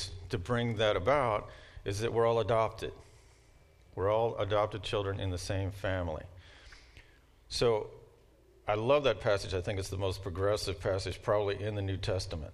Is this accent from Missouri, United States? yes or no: no; Louisville, Kentucky, United States; I'm from Louisville, Kentucky, and it sounds like home